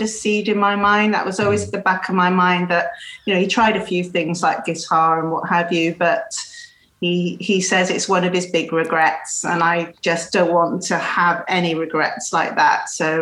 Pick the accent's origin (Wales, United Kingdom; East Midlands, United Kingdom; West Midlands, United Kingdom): Wales, United Kingdom; Cardiff; now in Bristol, United Kingdom; from Cardiff, originally in Wales, in the UK. So I live in Bristol now